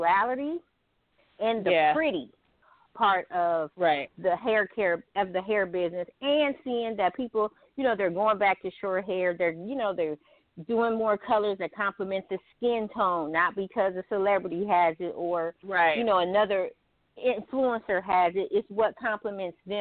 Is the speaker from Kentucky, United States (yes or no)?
no; Pasadena, California, United States; also born or lived in Ohio; I moved to Pasadena, and I grew up in Pasadena, California